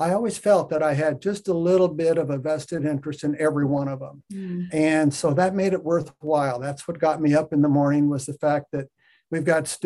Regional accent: Western Nebraska, United States; I was raised in Western Nebraska on a farm

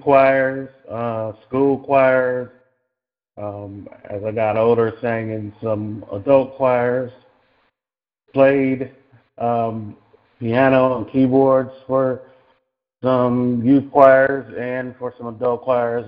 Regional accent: Cleveland, Ohio, United States; moved away as an adult; now in Los Angeles, United States; I was I was born and raised in Cleveland, Ohio.

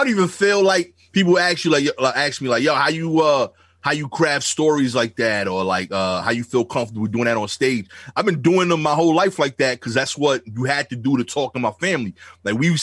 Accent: New York City, New York, United States; accent: thick Brooklyn; my thick Brooklyn accent

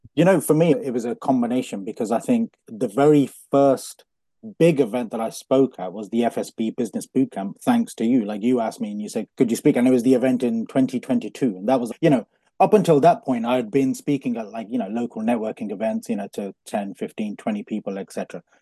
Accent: Coventry, West Midlands, United Kingdom; born in Coventry, born and bred in Coventry

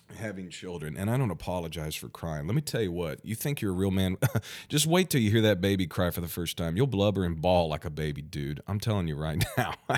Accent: Missouri, United States; my home state, Missouri.

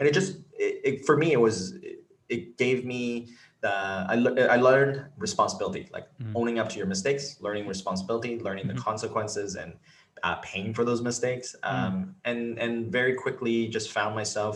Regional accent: Richmond, British Columbia, Canada; also born or lived in Hong Kong / Vancouver; I was actually born in Hong Kong, but raised here in Richmond, BC.

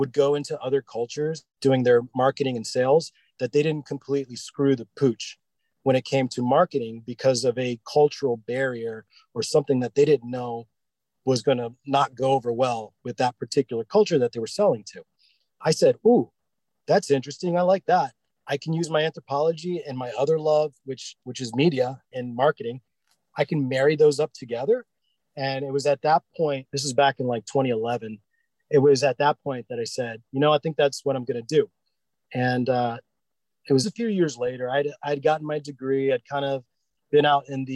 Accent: Northern Virginia, United States; I grew up in Northern Virginia.

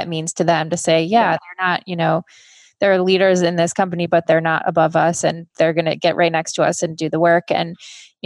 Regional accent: Michigan, United States; I grew up in Michigan

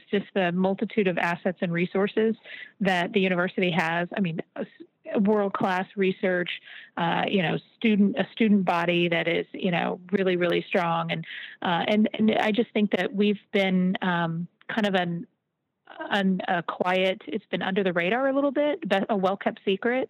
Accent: Dallas, Texas, United States; now in Maryland, United States; my hometown of Dallas

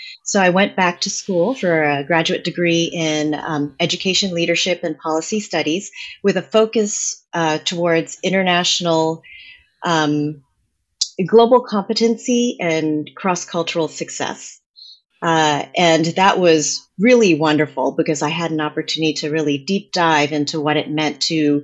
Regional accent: New Jersey, United States; first language English; growing up in New Jersey

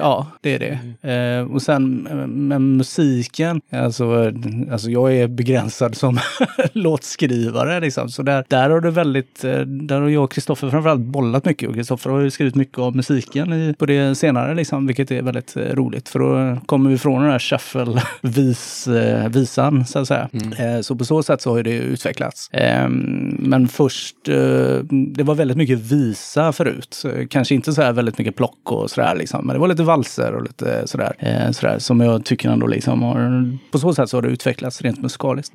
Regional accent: Gothenburg, Västra Götaland, Sweden; Jag, jag kommer från Kortdala

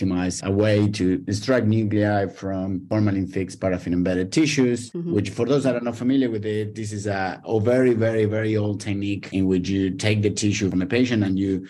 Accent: Argentina; moved away as an adult; now in Australia; I was born in Argentina, and where I did my PhD in plants genetics

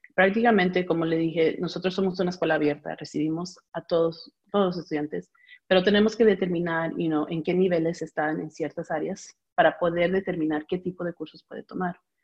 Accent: United States; also born or lived in Peru (ancestry); yo fui la primera nacida acá

